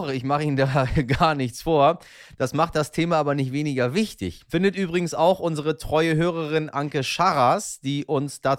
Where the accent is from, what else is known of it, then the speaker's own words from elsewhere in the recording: Iran; now in Germany; Ich, wissen Sie ja, bin Iraner, also aus dem Iran mal hierher gekommen und habe immer noch das Iranische in mir.